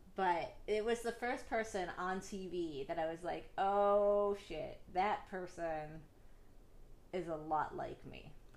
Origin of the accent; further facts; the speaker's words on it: Northeast Ohio, United States; I grew up in Northeast Ohio. I lived in a very small town